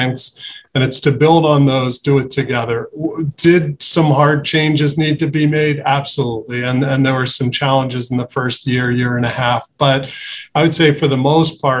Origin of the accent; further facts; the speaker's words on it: Philadelphia, Pennsylvania, United States; moved away as an adult; also born or lived in Boston / Pittsburgh; now in Cleveland, United States; I grew up in Philadelphia